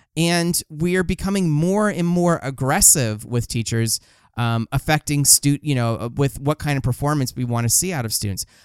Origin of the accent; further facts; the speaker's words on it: Los Angeles, California, United States; I'm from Los Angeles